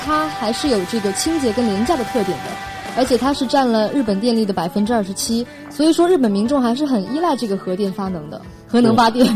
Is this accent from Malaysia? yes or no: no; China; 我们中国